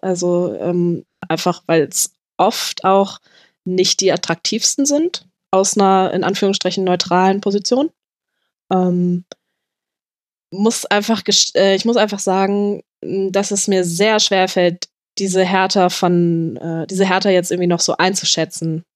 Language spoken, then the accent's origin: German; Hanover, Lower Saxony, Germany; als Hannoveranerin